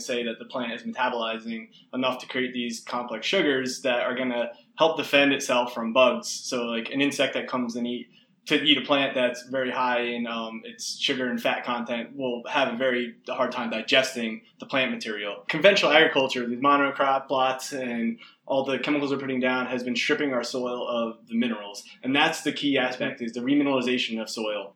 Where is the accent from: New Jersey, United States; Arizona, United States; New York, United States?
New Jersey, United States; I'm far away from New Jersey. We have all this family there